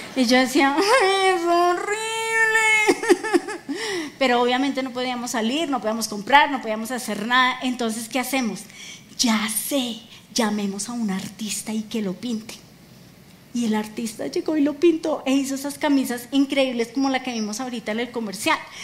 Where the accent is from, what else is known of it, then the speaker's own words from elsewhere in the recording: Colombia; como colombianos